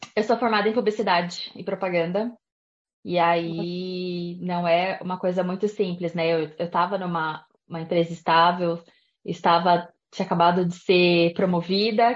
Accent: Brazil; moved away as an adult; also born or lived in Japan; Eu saí do Brasil com 24 anos

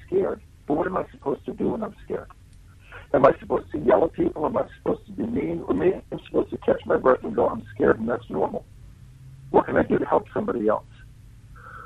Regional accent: United States; now in New Zealand; I'm American and Italian

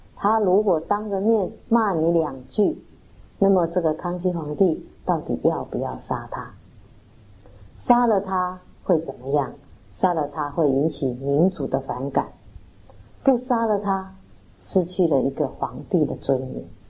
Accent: Taiwan; 我们台湾人

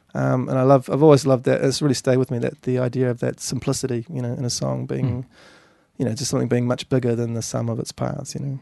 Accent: Governors Bay, Canterbury, New Zealand; I grew up in Governor's Bay over in the, the harbour there.

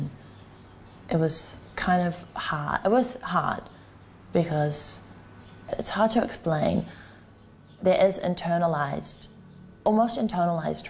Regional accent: Auckland, New Zealand; I'm 21 years old and I'm from Auckland, New Zealand

